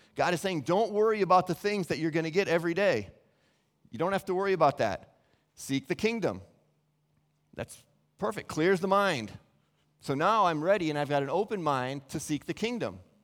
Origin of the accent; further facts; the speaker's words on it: Chicago, Illinois, United States; moved away as an adult; also born or lived in Cincinnati; now in Beijing, China; Chicago's my hometown